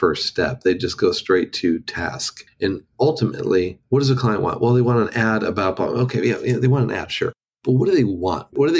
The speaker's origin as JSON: {"language": "English", "town": "Los Angeles", "region": "California", "country": "United States", "moved": "as an adult", "lives_now": "Nashville, United States", "said": "I spent 45 years in Los Angeles"}